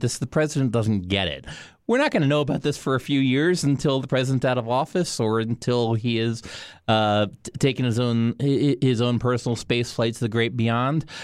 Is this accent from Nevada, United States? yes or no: no; Miami, Florida, United States; I grew up in Miami.